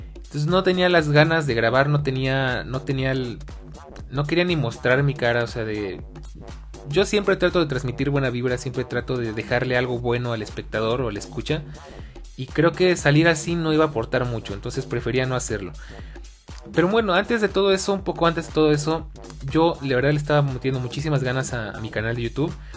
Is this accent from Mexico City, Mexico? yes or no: yes; Mexico City, Mexico; Soy oriundo de la Ciudad de México